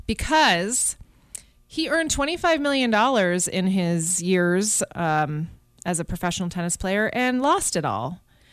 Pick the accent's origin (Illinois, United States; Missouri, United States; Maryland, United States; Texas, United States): Illinois, United States; Chicago; also born or lived in Toronto, Canada; I was born in Toronto. Right. Raised in Chicago.